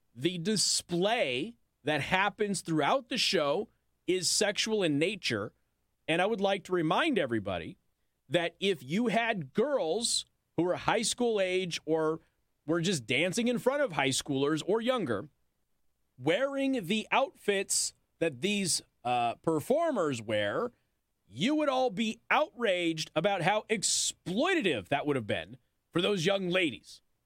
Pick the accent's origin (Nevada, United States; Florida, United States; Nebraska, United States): Nevada, United States; Las Vegas; I'm from Vegas